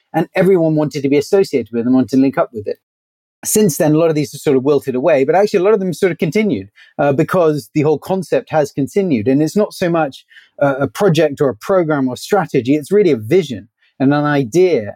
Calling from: Singapore; I'm calling from Singapore

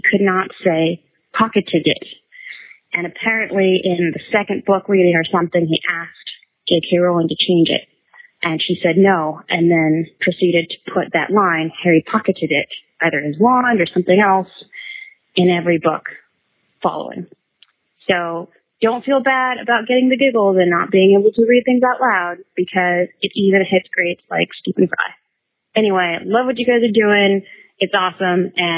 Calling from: New Zealand; I'm actually calling from New Zealand

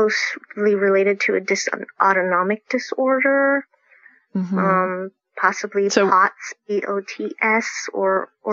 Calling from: Folsom, California, United States; I'm calling in from Folsom, California.

